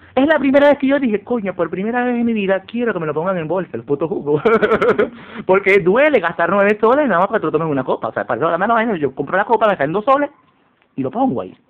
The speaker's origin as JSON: {"language": "Spanish", "region": "eastern Venezuela", "country": "Venezuela", "tie": "born or raised there", "also_born_or_lived": "Caracas", "said": "yo nací en Caracas, pero vi mucho, mucho tiempo en Oriente, 20 años de mi vida"}